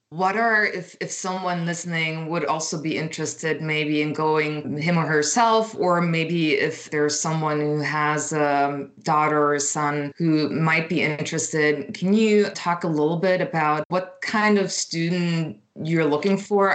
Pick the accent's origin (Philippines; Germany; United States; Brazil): Germany; Berlin; moved away; growing up in Berlin